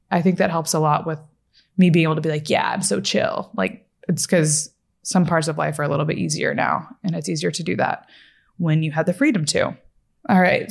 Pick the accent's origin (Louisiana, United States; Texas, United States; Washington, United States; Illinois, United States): Texas, United States; Fort Worth; also born or lived in Florida / Los Angeles; now in Dallas, United States; I'm from Fort Worth, Texas. pretty much. That's where I say I'm from, at least.